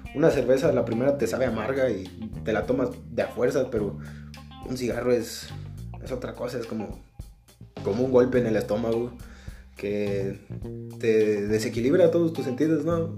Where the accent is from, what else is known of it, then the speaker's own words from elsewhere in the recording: Mexico; No soy buen mexicano